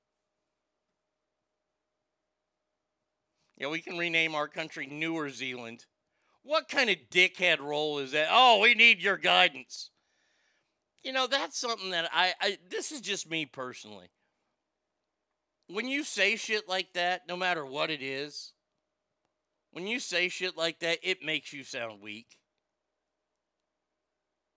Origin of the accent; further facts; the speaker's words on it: United States; I was born in America